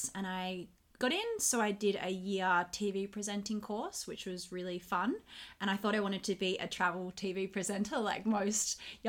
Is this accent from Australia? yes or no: yes; Perth, Western Australia, Australia; So I was born and raised in Western Australia, in Perth.